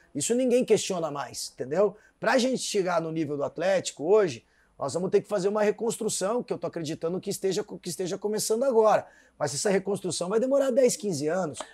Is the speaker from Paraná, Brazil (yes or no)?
yes; Curitiba, Paraná, Brazil; eu morava no Centro Cívico, ali na quase atrás do Tribunal de Contas